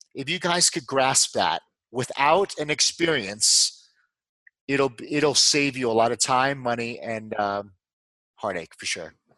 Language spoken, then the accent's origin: English; New York, United States; moved away as an adult; also born or lived in Dallas, Texas / Houston, Texas; I'm from New York